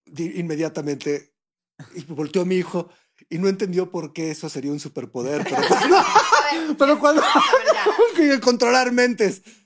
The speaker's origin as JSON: {"language": "Spanish", "country": "Mexico", "said": "lo que somos como mexicanos"}